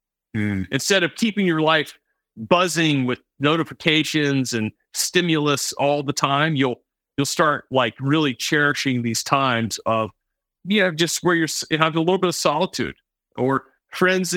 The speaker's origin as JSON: {"language": "English", "region": "the American South", "country": "United States", "tie": "born or raised there", "said": "I grew up in the American South"}